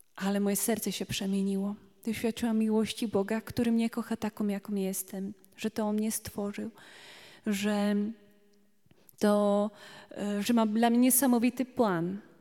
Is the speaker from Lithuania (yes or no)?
no; Slovakia; Polish is a second language; now in Poland; Trochę inaczej mówię, bo jestem Słowaczką tutaj